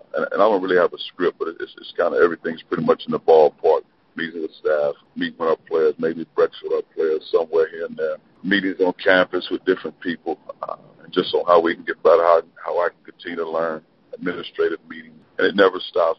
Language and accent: English; East St. Louis, Illinois, United States; moved away as an adult; also born or lived in Avellino, Italy; now in Columbia, Missouri, United States; grew up in East St. Louis, Illinois I was born in St. Louis.